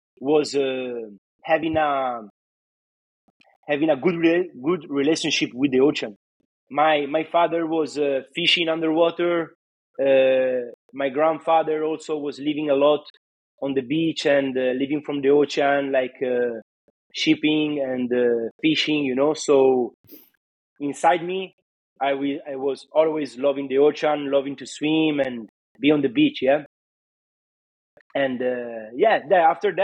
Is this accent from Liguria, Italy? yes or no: yes; Varazze, Liguria, Italy; English is a second language; where I belong, you know, in Italy, in Varazze